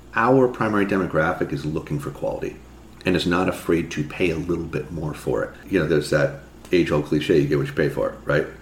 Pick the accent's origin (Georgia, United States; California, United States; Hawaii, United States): California, United States; Marin; moved away as an adult; also born or lived in New York City; I grew up in Marin